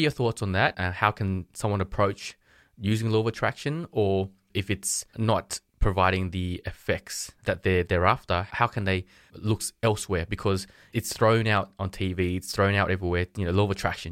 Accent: Sydney, New South Wales, Australia; I'm from Sydney, Australia

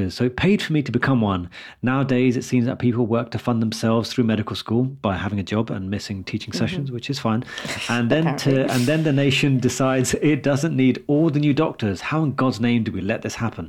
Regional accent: London, United Kingdom; I've always been a London guy. Now I've never really left London.

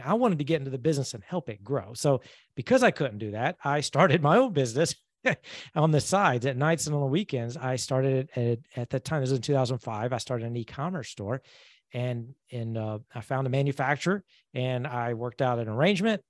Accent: Georgia, United States; moved away as an adult; also born or lived in Alabama / Atlanta, Georgia; now in Jacksonville, United States; I grew up in Georgia, went to college in Alabama, and then moved to Atlanta after college

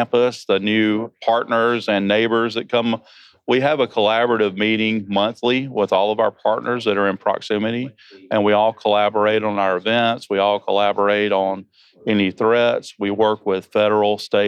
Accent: Georgia, United States; I am from Georgia. So if you don't understand what I'm saying because of my accent

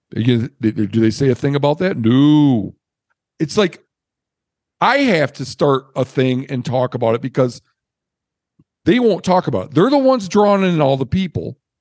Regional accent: Michigan, United States; where I grew up in Michigan, we used to fishing places for steelhead

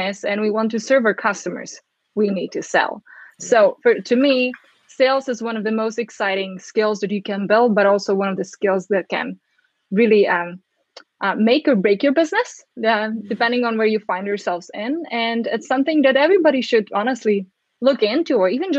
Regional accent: Czechia; now in United States; growing up in the Czech Republic, now living in the States

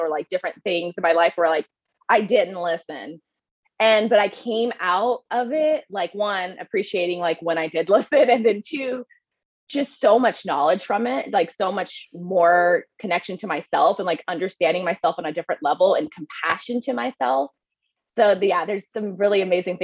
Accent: Midland, Texas, United States; moved away as an adult; also born or lived in Dallas, Texas; I'm originally from Midland, Odessa, which is, if you've ever seen the movie Friday Night Lights, there's a book called Friday Night Lights that is based on my town.

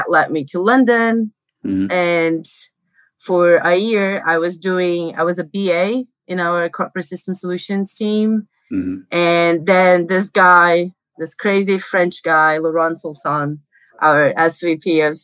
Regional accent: Brazil; I grew up in Brazil

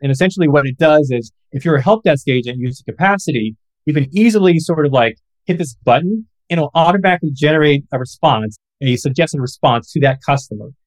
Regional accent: Galesburg, Illinois, United States; my hometown of Galesburg, Illinois

